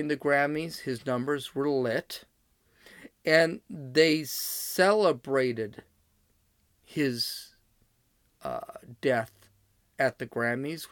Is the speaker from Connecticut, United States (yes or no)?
no; Los Angeles, California, United States; I'm also from Los Angeles